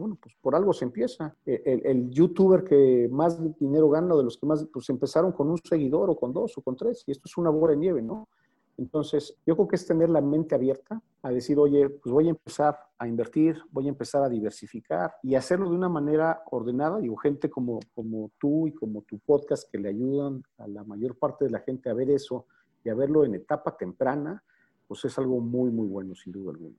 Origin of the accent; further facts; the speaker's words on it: Mexico City, Mexico; yo soy de aquí de México